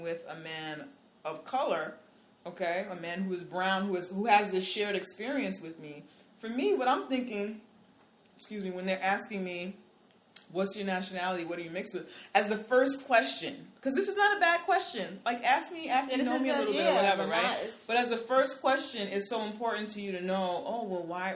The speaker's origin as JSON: {"language": "English", "town": "New York City", "region": "New York", "country": "United States", "said": "I'm from the fucking Bronx"}